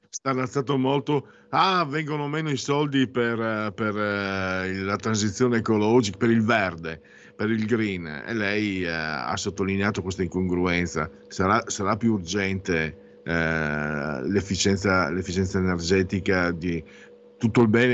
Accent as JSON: {"language": "Italian", "region": "Friuli-Venezia Giulia", "country": "Italy", "said": "vengo dal Friuli"}